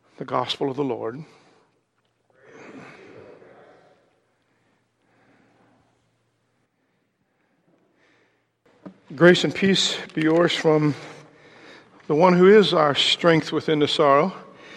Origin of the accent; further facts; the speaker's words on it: Ohio, United States; moved away; also born or lived in Indiana; I was originally from Ohio